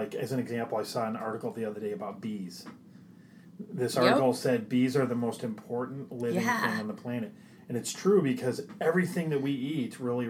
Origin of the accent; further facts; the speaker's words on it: Midwest, United States; We're from the Midwest.